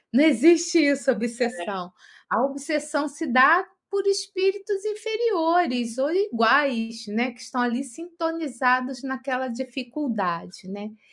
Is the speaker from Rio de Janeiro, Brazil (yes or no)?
yes; Rio de Janeiro, Brazil; now in São Paulo, Brazil; Eu, como sou do Rio de Janeiro